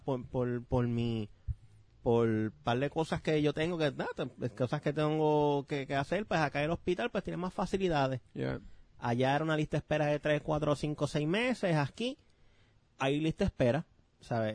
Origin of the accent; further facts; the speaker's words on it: Bayamón, Puerto Rico; somos de Bayamón, soy de Bayamón, pero yo soy de Rexville.